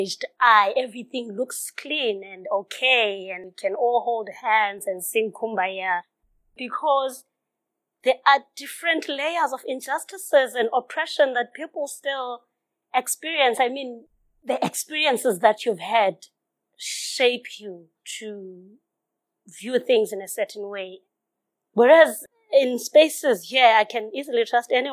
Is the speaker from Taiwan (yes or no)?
no; Fuleni, KwaZulu-Natal, South Africa; moved away; I grew up in Fuleni